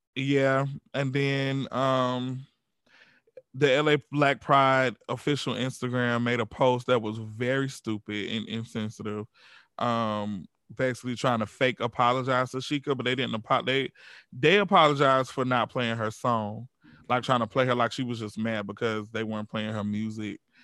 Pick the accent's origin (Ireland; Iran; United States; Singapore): United States; Georgia; we grew up in the South. We grew up in Georgia.